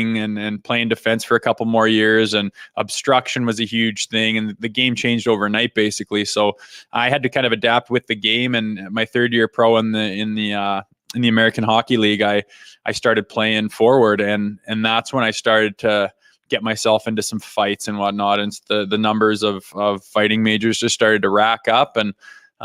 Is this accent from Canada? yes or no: yes; Western Canada, Canada; growing up in Western Canada here